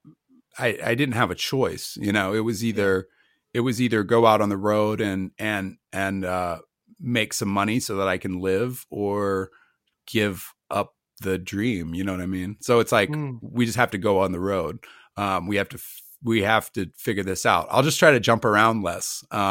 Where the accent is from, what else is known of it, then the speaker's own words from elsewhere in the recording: United States; I'm American.